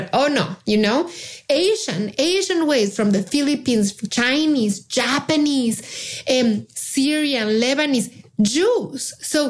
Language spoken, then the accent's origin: English; Mexico; English is a second language; moved away; Being Jewish in Mexico, which is a country that when I was growing up in Mexico, you know, I was born in the 70s, and Mexico then was 98% Catholic.